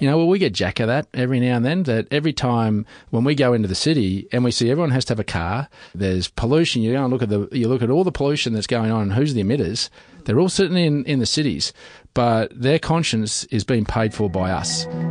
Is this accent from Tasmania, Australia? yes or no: no; Western Queensland, Australia; I come from Western Queensland